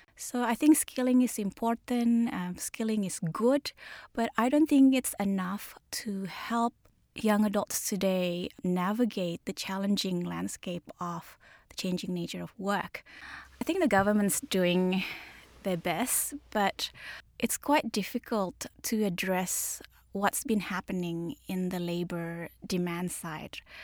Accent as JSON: {"language": "English", "region": "Jakarta", "country": "Indonesia", "tie": "born or raised there", "said": "I grew up in Jakarta"}